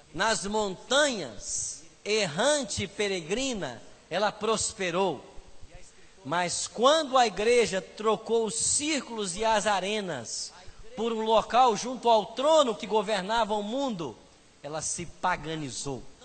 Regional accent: Aimorés, Minas Gerais, Brazil; moved away; Aimorés, conhece? Eu nasci lá

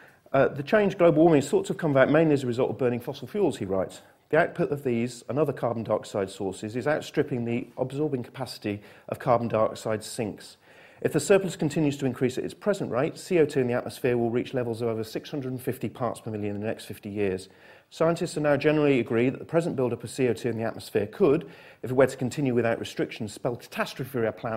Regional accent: Manchester, North West England, United Kingdom; I come from Manchester

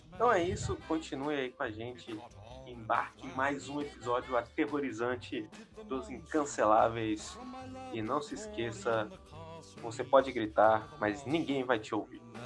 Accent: Brazil; a gente sendo brasileiro

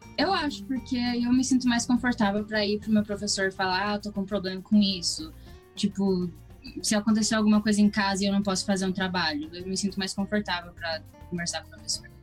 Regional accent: Toronto, Ontario, Canada; also born or lived in Brazil; Nasci aqui em Toronto

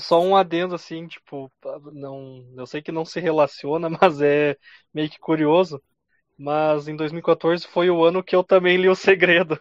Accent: Carazinho, Rio Grande do Sul, Brazil; nós somos de Carazinho, uma Sim. cidade de 60 mil habitantes

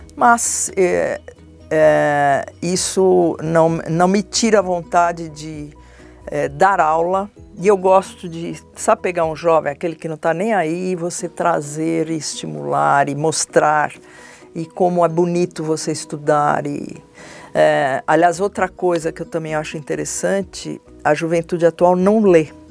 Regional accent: São Paulo, Brazil; eu sou de São Paulo, minha família é de São Paulo

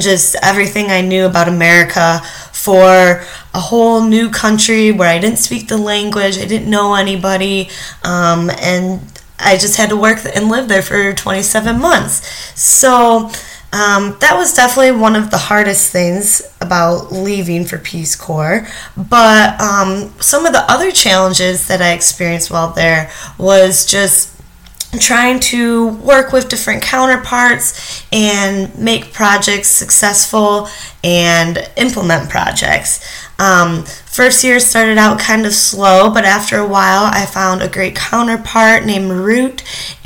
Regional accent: Wixom, Michigan, United States; moved away as an adult; also born or lived in Ethiopia; now in Illinois, United States; I'm from Wixom, Michigan

